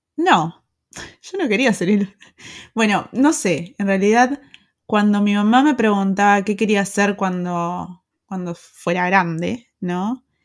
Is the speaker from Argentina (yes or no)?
yes; Argentina; moved away as an adult; also born or lived in Pilar, Argentina; now in Germany; soy argentina